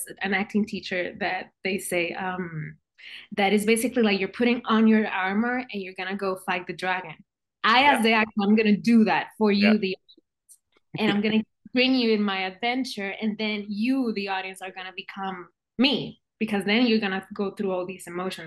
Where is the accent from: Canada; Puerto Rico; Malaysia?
Puerto Rico; moved away as an adult; now in California, United States; I was born and raised in Puerto Rico